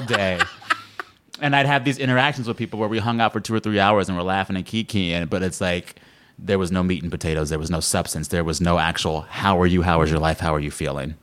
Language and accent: English; Texas, United States; moved away; growing up in Texas, I was at my all black church several times a week